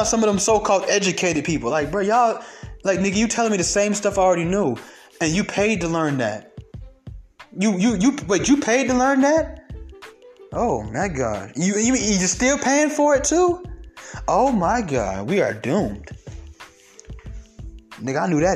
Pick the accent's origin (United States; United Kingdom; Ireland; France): United States; the South; accent: southern twang; I got a little southern twang in my accent